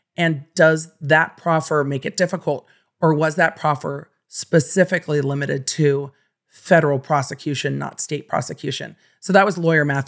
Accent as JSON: {"language": "English", "town": "Los Angeles", "region": "California", "country": "United States", "tie": "born or raised there", "said": "growing up in Los Angeles"}